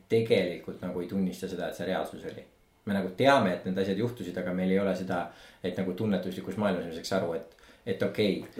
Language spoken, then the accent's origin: Estonian; Estonia; me oleme eestlased